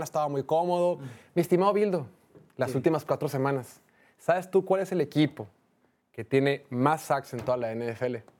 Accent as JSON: {"language": "Spanish", "country": "Mexico", "said": "como mexicanos"}